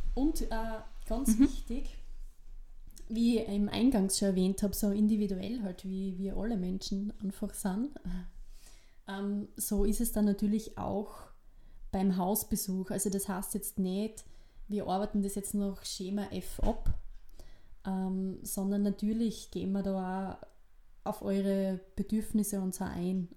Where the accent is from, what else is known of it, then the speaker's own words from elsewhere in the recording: Gleisdorf, Styria, Austria; accent: East Styrian; moved away as an adult; also born or lived in Salzburg; ich bin eben dort im Bezirk Weiz, nee, Kleisdorf, ähm, aufgewachsen